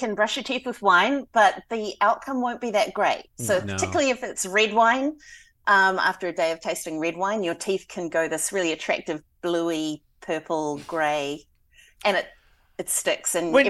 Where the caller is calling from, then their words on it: Hastings, Hawke's Bay, New Zealand; I'm coming from Hastings City in Hawke's Bay, New Zealand.